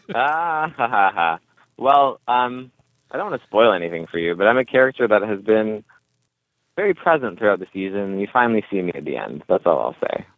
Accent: California, United States; I'm from California and I'm like a millennial.

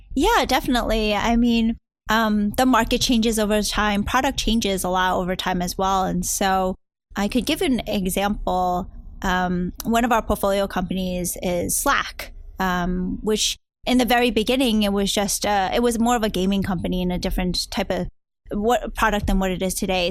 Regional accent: New Jersey, United States; also born or lived in Hong Kong / New York City / Brooklyn, New York / Peru; now in Silicon Valley, United States; eventually moved and grew up my childhood in New Jersey.

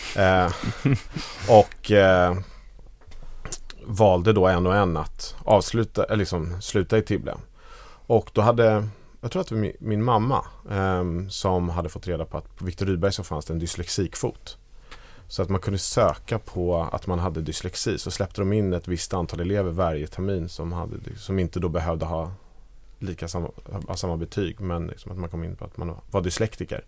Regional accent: Danderyd, Stockholm County, Sweden; also born or lived in Djursholm; jag är uppvuxen i Danderyd.

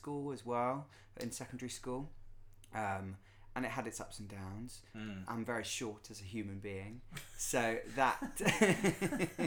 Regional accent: West Wittering, South East England, United Kingdom; also born or lived in London; I am from West Wittering in West Essex

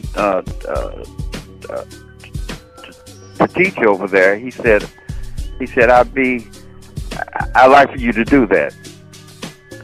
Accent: Cincinnati, Ohio, United States; now in Chicago, United States; I'm from Cincinnati, Ohio. I live two blocks from Crosley Field

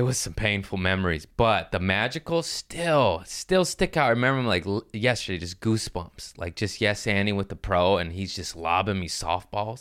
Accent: Los Angeles, California, United States; I'm from L

